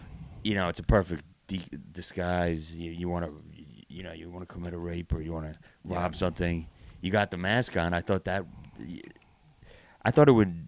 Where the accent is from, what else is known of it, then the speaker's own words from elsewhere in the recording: New York area, United States; moved away as an adult; now in Alabama, United States; I'm from New York area. I actually grew up in the New York area, but I moved to Alabama during the pandemic.